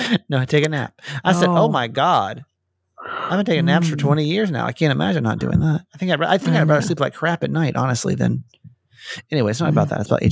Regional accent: Norcross, Georgia, United States; I'm originally from Norcross

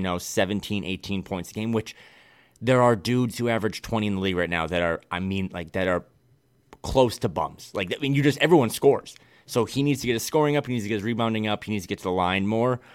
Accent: Midwest, United States; now in West Coast, United States; I am a Midwesterner through and through. I love my home state and my home region

